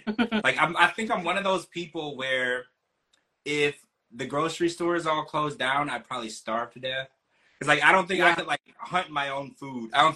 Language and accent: English; Louisiana, United States; I grew up in Louisiana